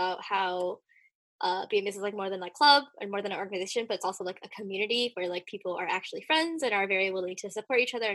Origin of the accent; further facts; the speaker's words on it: South Bay, Bay Area, California, United States; I grew up in South Bay, like south part of the Bay Area